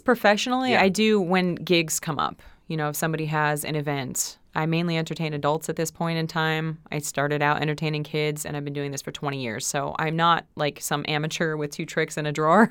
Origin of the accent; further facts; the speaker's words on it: West Springfield, Massachusetts, United States; I'm from West Springfield